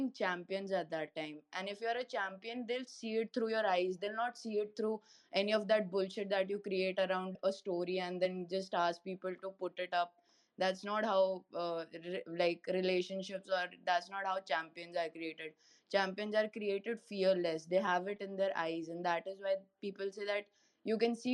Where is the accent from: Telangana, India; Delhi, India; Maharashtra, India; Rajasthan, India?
Delhi, India; I'm from Delhi, India